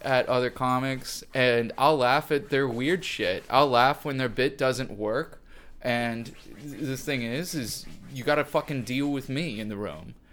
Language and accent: English; Deer Park, Illinois, United States; I grew up in Deer Park, Illinois, which did not have a school, so I went to Barrington High